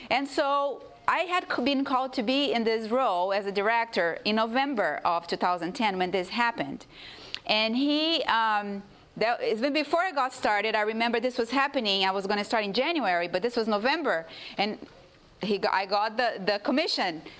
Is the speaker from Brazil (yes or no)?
yes; Brazil; English is a second language; now in United States; You know, I come from a division, I'm from Brazil originally.